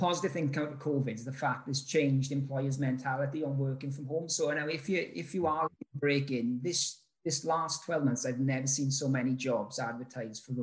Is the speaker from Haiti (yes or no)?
no; Rhondda Valley, Wales, United Kingdom; also born or lived in London; I'm from the Rhondda Valley. I loved it, but it's like, it's supposed to be the most deprived place in the UK and whatever, right? But I still live here